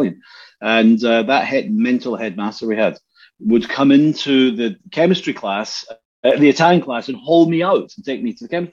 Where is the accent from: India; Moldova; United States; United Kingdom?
United Kingdom; Glasgow, Scotland; moved away; also born or lived in Helsinki; We grew up in Easterhouse in the 70s